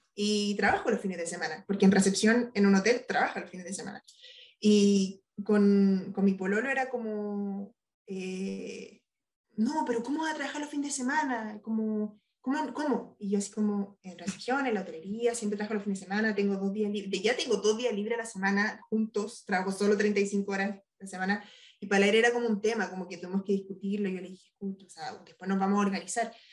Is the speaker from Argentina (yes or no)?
no; Chile; moved away as an adult; now in France; cuando me vine de Chile